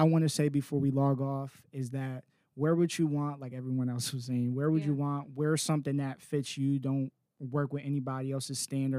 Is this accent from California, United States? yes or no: no; Raleigh, North Carolina, United States; I'm from Raleigh, too.